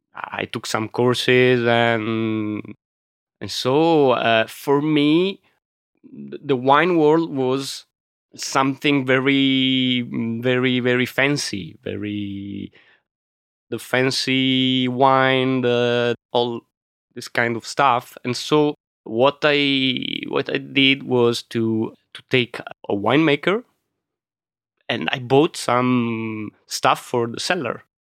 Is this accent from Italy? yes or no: yes; Milan, Lombardy, Italy; English is a second language; But my father was an engineer, so he left the region in the 60s and 70s. And so we grew up in Milano, me and my brother.